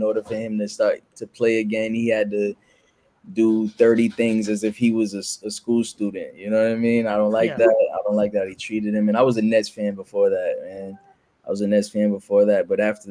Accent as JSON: {"language": "English", "town": "New York City", "region": "New York", "country": "United States", "said": "I'm from New York"}